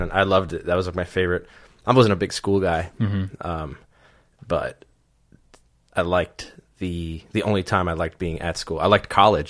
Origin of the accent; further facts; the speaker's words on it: New York City, New York, United States; Born and raised in Queens, yeah.